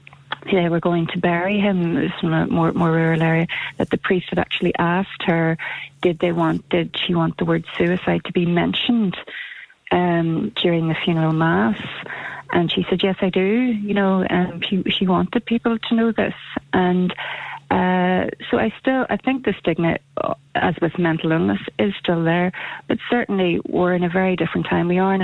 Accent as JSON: {"language": "English", "region": "Scotland", "country": "United Kingdom", "tie": "born or raised there", "said": "when I was growing up in Uri and as a teenager in my 20s"}